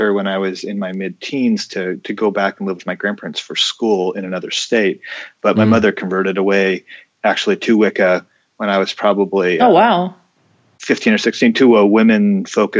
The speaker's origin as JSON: {"language": "English", "country": "United States", "said": "being American Catholics"}